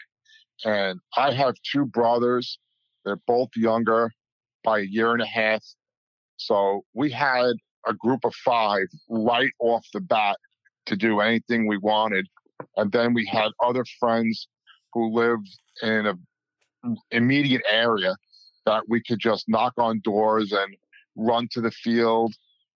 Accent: Palisades Park, New Jersey, United States; I grew up in a small town, Palisades Park, New Jersey, right in Bergen County, Fort Lee area.

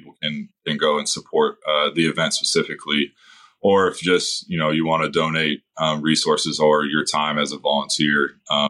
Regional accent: Northern California, United States; growing up in Northern California

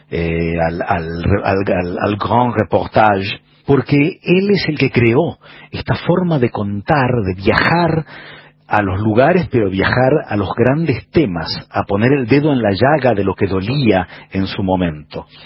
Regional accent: Argentina; now in Santiago, Chile; soy periodista, escritor argentino, vivo en Santiago de Chile

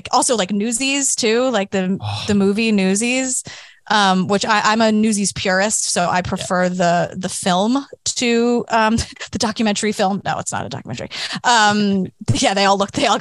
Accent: New York City, New York, United States; I grew up in New York. I'm a born and raised New Yorker

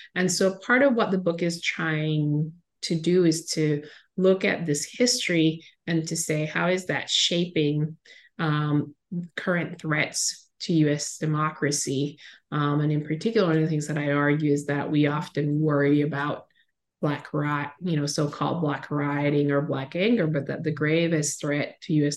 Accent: Caribbean coast of Nicaragua, Nicaragua; I grew up on the Caribbean coast of Nicaragua

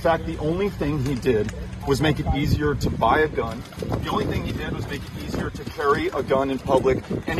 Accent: El Paso, Texas, United States; my hometown of El Paso.

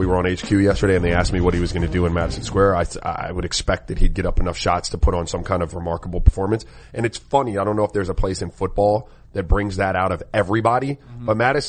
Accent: St. Croix, U.S. Virgin Islands; now in Miami, United States; You know, I have Caribbean roots, right? Like I grew up in St. Croix and here in Miami. I also spent a lot of time on the West Coast.

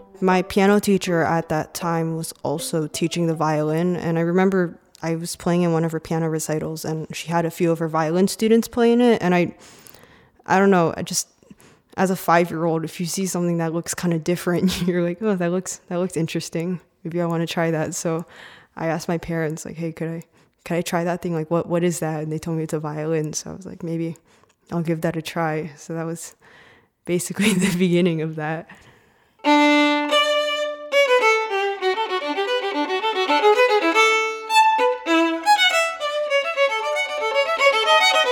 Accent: Oak Hill, Virginia, United States; I grew up here in Oak Hill, Virginia, so I've basically lived here my entire life.

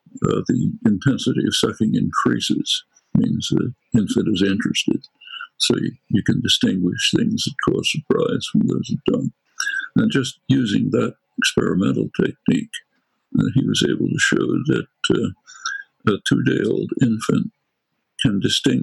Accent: Philadelphia, Pennsylvania, United States; accent: Northeast Philadelphia; a good dialectician could figure out quickly that I come from Northeast Philadelphia, not from the Ukraine

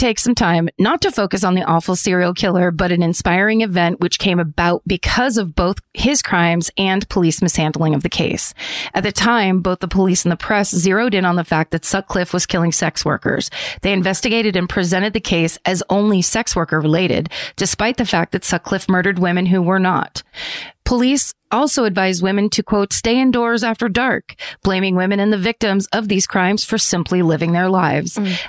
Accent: Leeds, Yorkshire and the Humber, United Kingdom; I'm from Leeds in Yorkshire, England.

